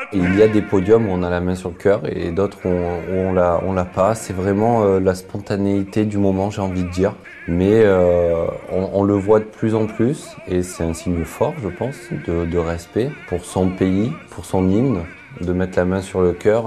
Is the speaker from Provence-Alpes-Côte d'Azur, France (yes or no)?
yes; Marseille, Provence-Alpes-Côte d'Azur, France; also born or lived in Aubagne; Je suis né à Aubagne, à côté de Marseille. J'ai grandi à Marseille.